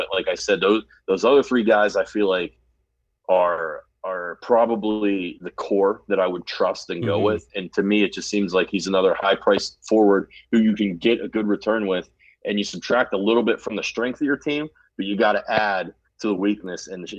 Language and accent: English; United States; I'm American